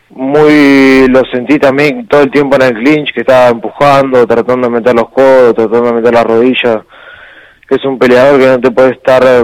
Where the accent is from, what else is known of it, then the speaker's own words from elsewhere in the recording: Argentina; yo creo que Argentina defendiendo el título, ya somos cuatro argentinos en Combate América